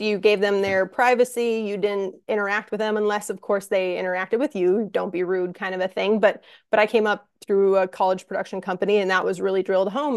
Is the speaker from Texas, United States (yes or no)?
no; Minnesota, United States; moved away as an adult; also born or lived in St. Louis, Missouri; now in Minneapolis, United States; I'm I'm from Minnesota